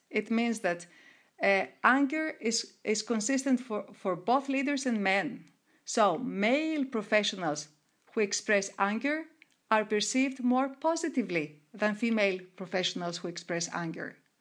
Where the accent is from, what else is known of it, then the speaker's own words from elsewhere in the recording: Greece; moved away as an adult; also born or lived in Monaco; I started as an entrepreneur in my hometown in Greece.